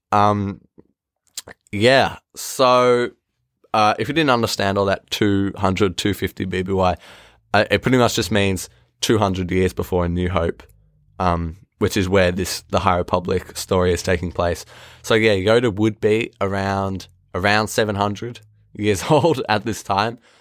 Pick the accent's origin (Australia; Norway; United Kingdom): Australia; I'm Australian